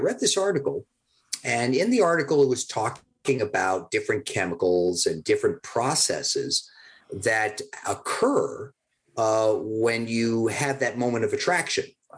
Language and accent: English; Boston, Massachusetts, United States; I grew up in Boston